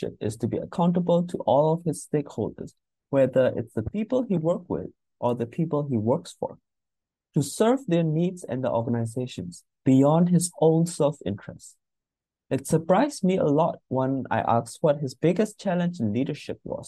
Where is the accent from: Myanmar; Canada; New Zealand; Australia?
Myanmar; moved away; I am originally from Myanmar